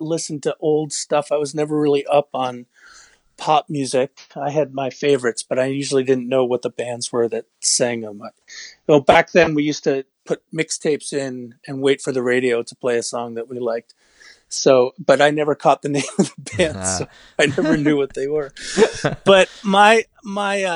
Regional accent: New York, United States; moved away as an adult; now in Melrose, United States; I grew up in New York, but I've been up in the Boston

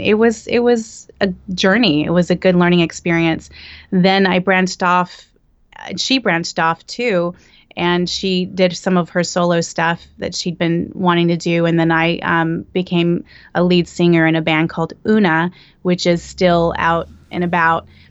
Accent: Bakersfield, California, United States; moved away as an adult; now in Los Angeles, United States; I'm from Bakersfield, which is Central Valley. And as soon as I turned eighteen, I moved to L

